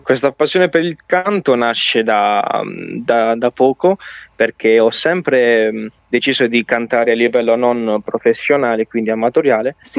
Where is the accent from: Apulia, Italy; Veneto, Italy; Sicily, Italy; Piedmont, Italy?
Apulia, Italy; Bari; now in Andria, Italy; io sono nato a Bari ma vivo con la mia famiglia ad Andrio.